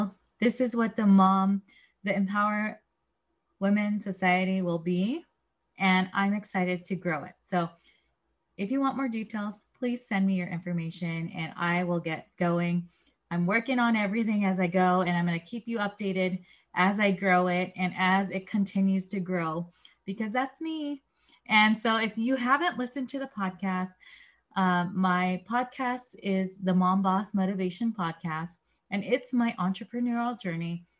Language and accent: English; San Diego, California, United States; I grew up in San Diego, and I grew up in a certain 1 mile radius.